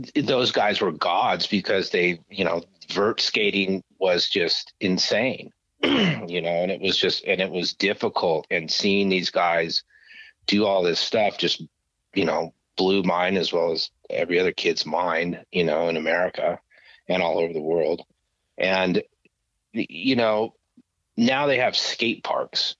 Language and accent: English; Grand Junction, Colorado, United States; moved away as an adult; also born or lived in Stevens Point, Wisconsin / Kansas; now in Los Angeles, United States; we moved to a place called Grand Junction, Colorado, which is on the western slope of the Rockies, which is closer to Utah than Denver